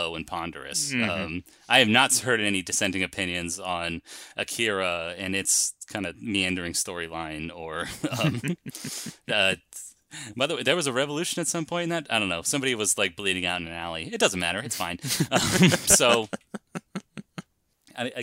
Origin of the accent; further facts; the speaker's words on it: United States; We're American. We speak American